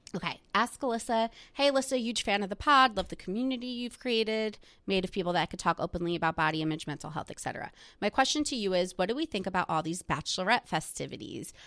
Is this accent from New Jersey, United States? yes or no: yes; New Jersey, United States; my town that I grew up in in New Jersey is where some of the housewives live